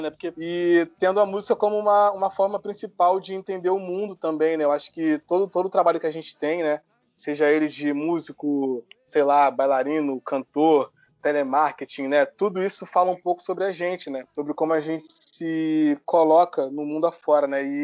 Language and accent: Portuguese; Rio de Janeiro, Brazil; born there; Eu nasci no Rio de Janeiro, na zona norte do Rio de Janeiro, numa comunidade em Cordovil, perto de Parada de Lucas